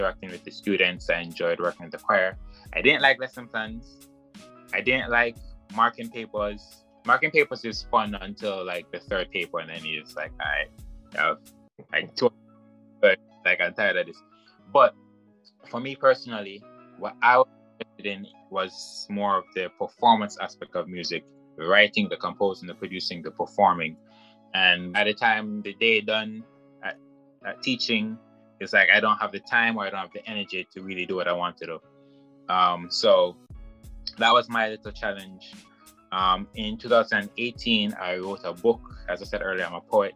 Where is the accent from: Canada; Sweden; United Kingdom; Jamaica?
Jamaica; Mandeville, Manchester; where I grew up when I was in high school was Mandeville